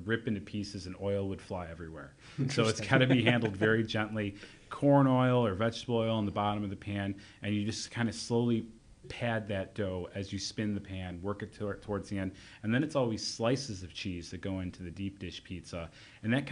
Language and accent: English; Elmhurst, Illinois, United States; born or raised there